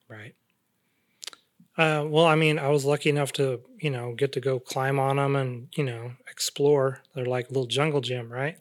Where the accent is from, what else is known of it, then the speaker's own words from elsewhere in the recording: Central Valley, California, United States; growing up in the Central Valley, I'm exposed to, like, farm